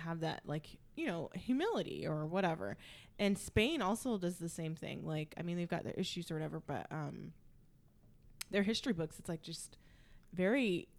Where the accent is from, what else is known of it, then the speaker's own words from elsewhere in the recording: United States; growing up in America